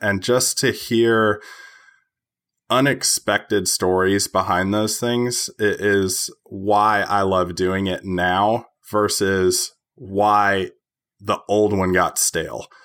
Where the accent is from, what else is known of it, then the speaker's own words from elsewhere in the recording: Tennessee, United States; I am from Tennessee.